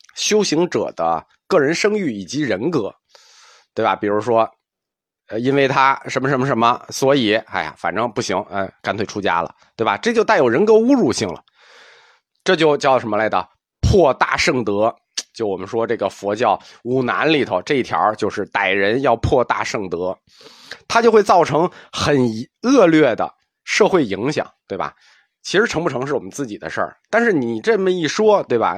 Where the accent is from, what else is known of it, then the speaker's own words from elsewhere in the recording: China; 我们中国人